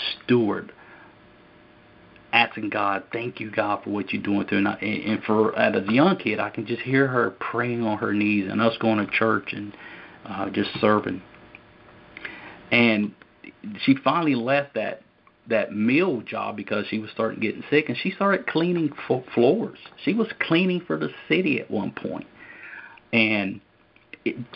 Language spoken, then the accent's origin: English; Lincolnton, North Carolina, United States; also born or lived in Hickory, North Carolina; So we grew up in Hickory, North Carolina. Then from there, my mom got involved with the ministry and moved to Lincolnton, North Carolina, where we grew up